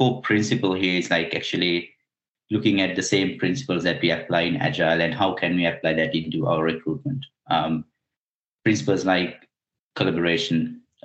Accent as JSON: {"language": "English", "country": "Sri Lanka", "moved": "yes", "said": "I'm originally from Sri Lanka."}